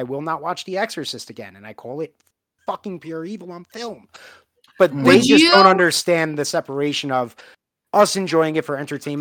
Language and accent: English; New York, United States; moved away; growing up in New York.